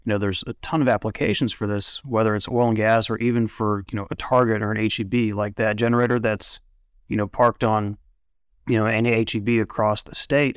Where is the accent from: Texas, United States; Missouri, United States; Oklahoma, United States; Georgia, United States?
Oklahoma, United States; Oklahoma City; moved away as an adult; now in Midland, United States; I was born in Oklahoma City